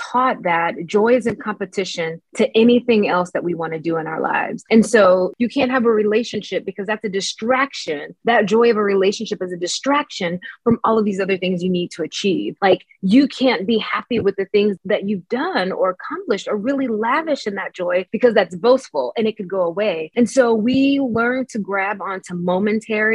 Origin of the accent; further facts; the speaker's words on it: Mississippi, United States; I grew up in the Black Baptist Church in Mississippi